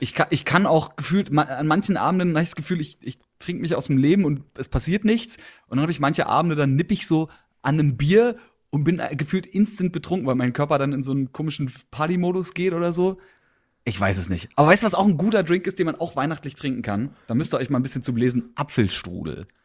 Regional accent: Berlin, Germany; ich bin Berliner

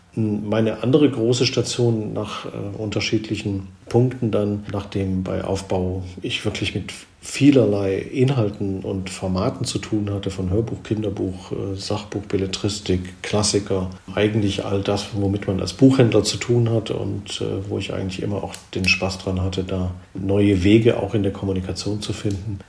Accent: Swabia, Baden-Württemberg, Germany; wie man im Schwabenland so sagt, wo ich herkomme

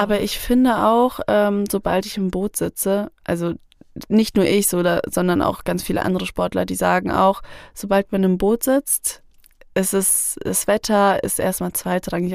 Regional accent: Fulda, Hesse, Germany; Ich komme aus Fulda

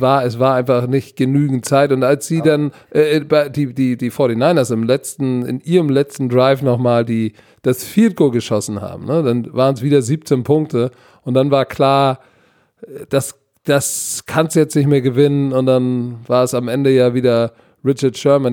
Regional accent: Hamburg, Germany; Als Hamburger

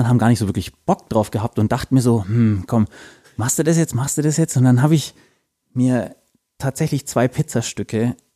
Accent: Bavaria, Germany; Ich komme aus Landkreis Fürth, vielleicht. Sprich, äh, die Michaeliskerber hat bei mir auch lange Tradition.

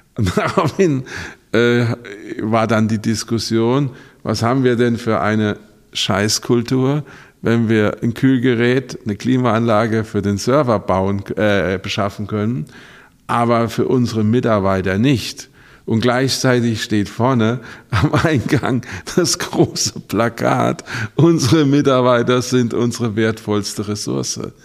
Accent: Rhineland-Palatinate, Germany; ich komme ja aus der Pfalz

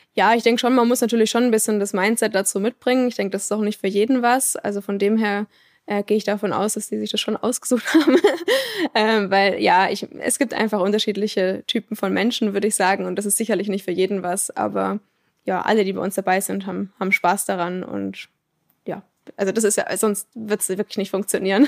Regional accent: Würzburg, Bavaria, Germany; moved away as an adult; now in Aalen, Germany; aus dem Raum Würzburg, ganz grob

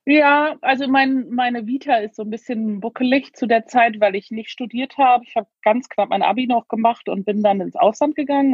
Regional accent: Hamburg, Germany; also born or lived in Berlin / London; now in Devon, United Kingdom; Ich bin in Hamburg geboren

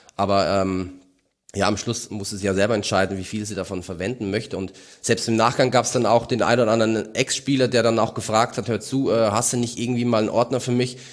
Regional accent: Mainz, Rhineland-Palatinate, Germany; als Mainzer

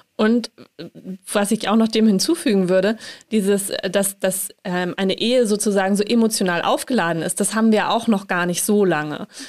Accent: Hamburg, Germany; ich komme aus Hamburg

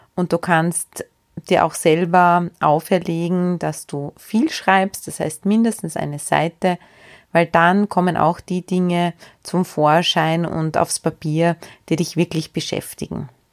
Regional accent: Austria; bei uns in Österreich

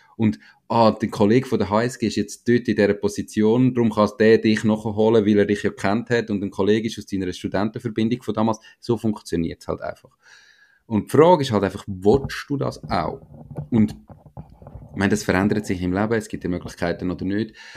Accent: Switzerland; wie wir in der Schweiz

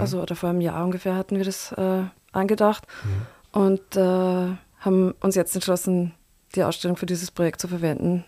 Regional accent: Linz, Upper Austria, Austria; moved away as an adult; also born or lived in Berlin / Beijing; now in Vienna, Austria; Linz ist meine Heimatstadt

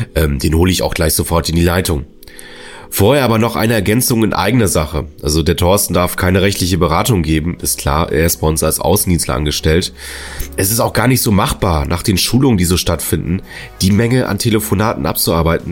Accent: Northern Germany, Germany

